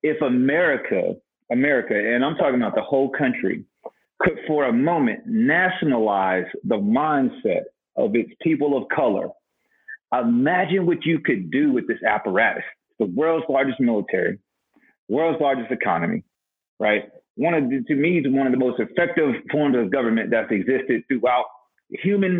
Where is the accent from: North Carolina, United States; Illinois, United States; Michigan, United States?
North Carolina, United States; Winston-Salem; unless y'all from East Winston, right? Unless you grew up in poverty with me, unless you came up in Happy Hill Gardens, like my people